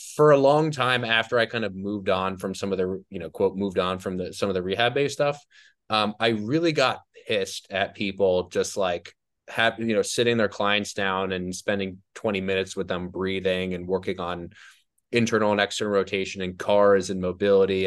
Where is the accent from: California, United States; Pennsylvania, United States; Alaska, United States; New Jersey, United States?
New Jersey, United States; also born or lived in New York; I grew up in New Jersey. I lived in New Jersey. for twenty-one years